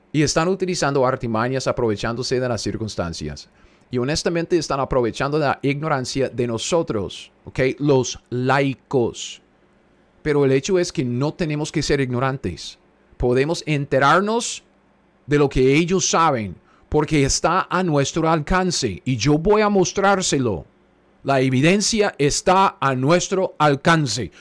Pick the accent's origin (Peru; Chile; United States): United States; Spanish is a second language; yo soy gringo, yo entiendo. El español es mi segundo idioma